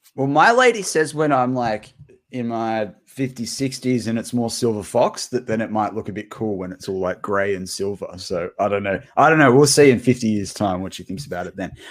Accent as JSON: {"language": "English", "country": "Australia"}